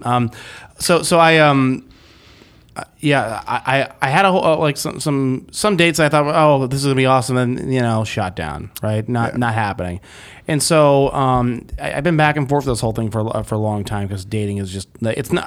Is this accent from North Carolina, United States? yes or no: yes; Greensboro, North Carolina, United States; my hometown, Greensboro, North Carolina.